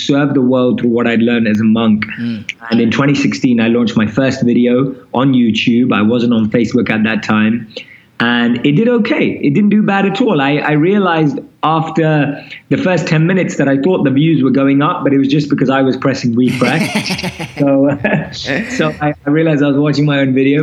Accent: London, United Kingdom; moved away as an adult; also born or lived in India; now in New York City, United States; So I'm born and raised in London, as you can probably tell from my accent.

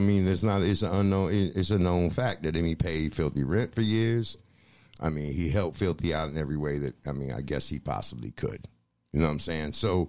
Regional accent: Boston, Massachusetts, United States; born there; I mean, I was born in Boston.

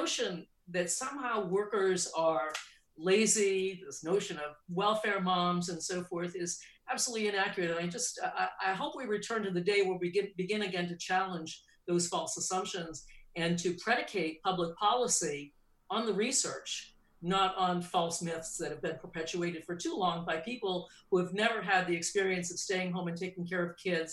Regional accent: New England, United States; I grew up in New England

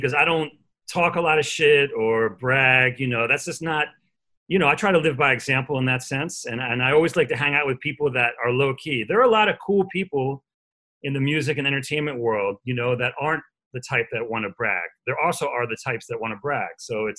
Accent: Philadelphia, Pennsylvania, United States; moved away as an adult; also born or lived in Cambridge, Massachusetts / New York / Las Vegas; I'm from Philadelphia. That's my hometown.

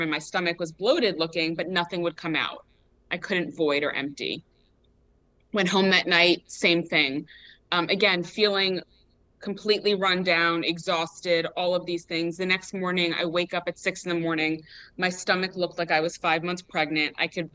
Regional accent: New York, United States; I was born in New York

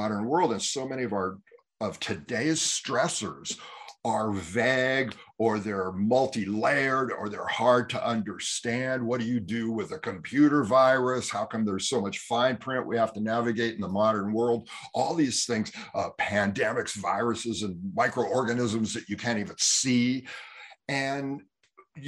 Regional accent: Bay Area, California, United States; growing up in California in the Bay Area

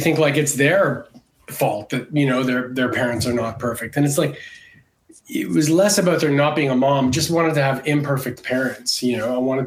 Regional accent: Canada; moved away as an adult; also born or lived in Montreal; now in Los Angeles, United States; I grew up in Canada

